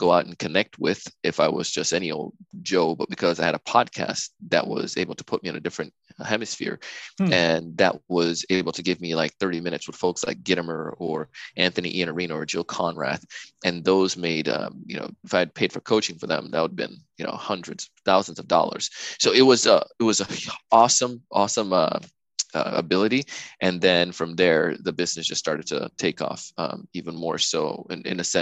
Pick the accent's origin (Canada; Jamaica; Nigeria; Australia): Jamaica; now in United States; when I grew up in Jamaica as a kid